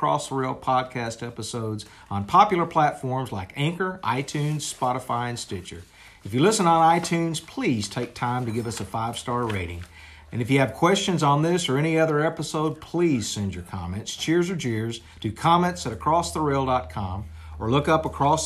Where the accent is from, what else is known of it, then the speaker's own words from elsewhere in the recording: Dallas, Texas, United States; I grew up here in John Wiley Price in Dallas, Texas